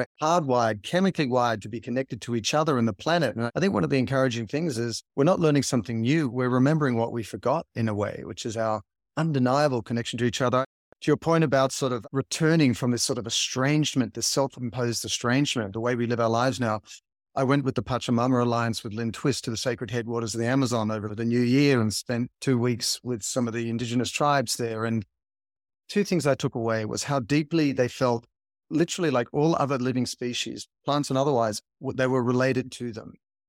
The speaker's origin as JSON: {"language": "English", "town": "Sydney", "region": "New South Wales", "country": "Australia", "tie": "born or raised there", "said": "I grew up in Sydney, in the water, at the beaches. I like to surf."}